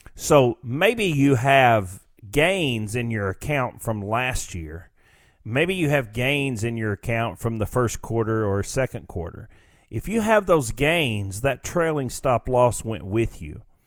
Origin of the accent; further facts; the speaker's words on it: United States; we as a, as the American people